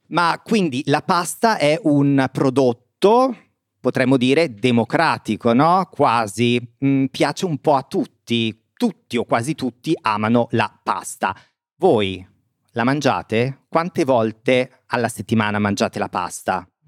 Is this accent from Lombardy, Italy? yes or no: yes; province of Bergamo, Lombardy, Italy; vicino al mio paese, nel nord Italia, quindi nella provincia di Bergamo